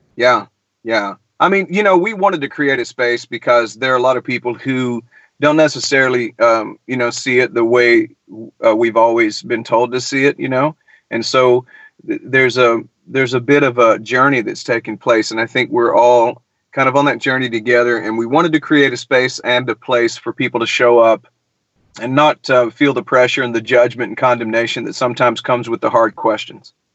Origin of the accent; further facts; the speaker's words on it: Milledgeville, Georgia, United States; now in Nashville, United States; I grew up in Middle Georgia, man. I, I grew up in the crazy town of Milledgeville